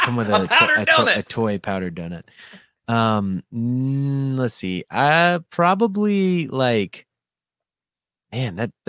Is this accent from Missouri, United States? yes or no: yes; Missouri, United States; moved away as an adult; now in Springfield, United States; I'm from Raleigh, Missouri.